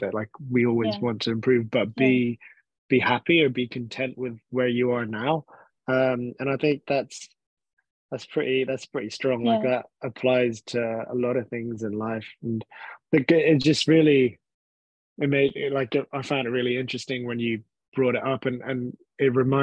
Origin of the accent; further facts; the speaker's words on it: Hong Kong; now in United Kingdom; growing up in Hong Kong, that's all I've known as well